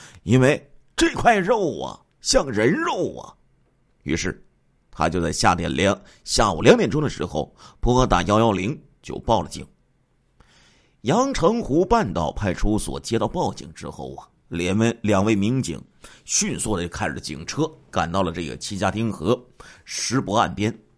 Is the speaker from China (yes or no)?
yes; Liaoning, China; 在我们的家乡辽宁啊，在这个盘锦呢，有著名的稻田的河蟹，特别好吃。